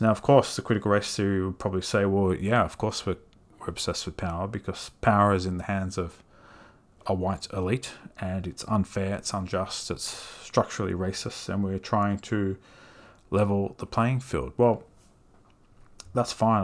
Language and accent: English; Australia